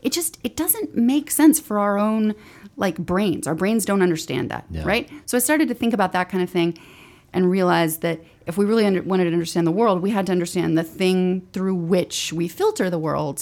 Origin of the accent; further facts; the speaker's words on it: Northport, Alabama, United States; So I'm from Northport, Alabama, which is right outside Tuscaloosa.